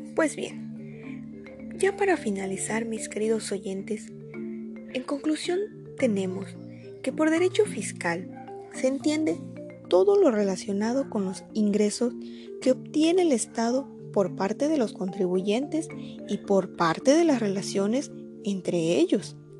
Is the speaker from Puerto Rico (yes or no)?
no; Mexico; Soy orgullosamente mexicana